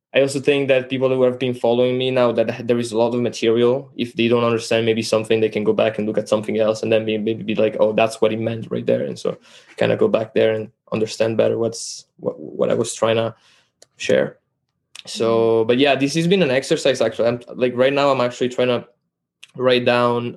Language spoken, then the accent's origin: English; Italy; English is a second language; moved away; also born or lived in Canada; I'm from Italy, actually. I'm Italian. Um, learned to speak English in Canada.